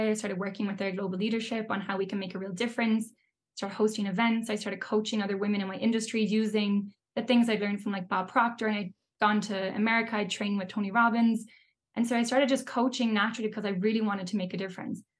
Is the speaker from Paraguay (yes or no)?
no; Ireland; yeah absolutely i mean you'll know as well, like growing up in Ireland, but like growing up anywhere, the whole topic of money is such a taboo.